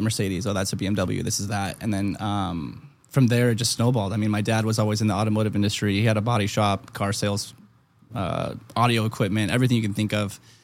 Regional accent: Germany; moved away; I was born in Germany

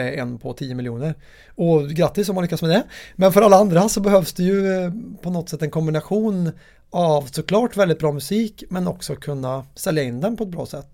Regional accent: Värmland, Sweden; min värmländska personlighet

